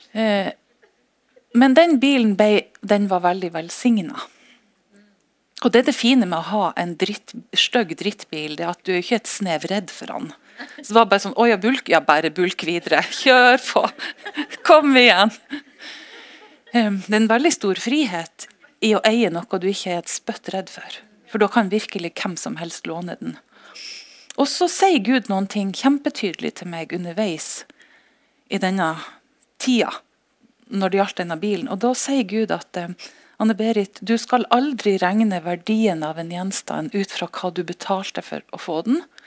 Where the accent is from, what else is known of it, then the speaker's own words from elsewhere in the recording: Norway; siden vi er norsk